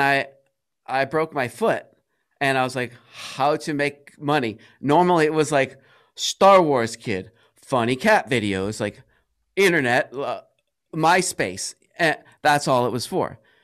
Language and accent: English; Cranston, Rhode Island, United States; I'm from Cranston, Rhode Island.